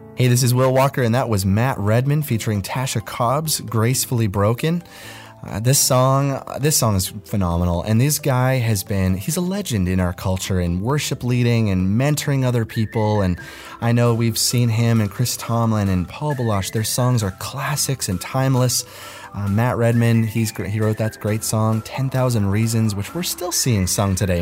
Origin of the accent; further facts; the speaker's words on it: Nova Scotia, Canada; moved away; I'm originally from Nova Scotia